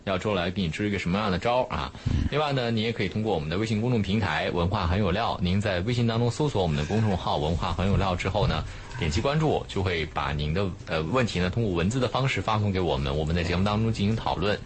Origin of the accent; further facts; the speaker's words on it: Hefei, Anhui, China; moved away; 我老家合肥